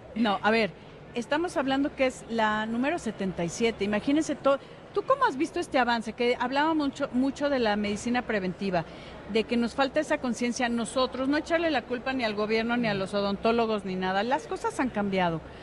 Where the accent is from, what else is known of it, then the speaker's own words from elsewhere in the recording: Mexico; nosotros como mexicanos